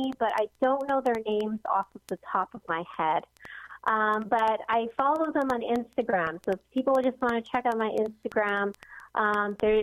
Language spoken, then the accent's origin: English; Hawaii, United States; we're all from Hawaii, so we kind of have that connection.